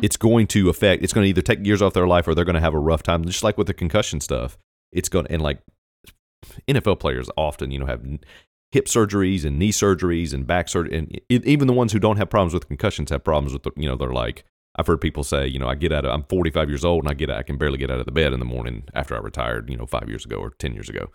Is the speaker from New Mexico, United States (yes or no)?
no; Virginia, United States; I was born in Virginia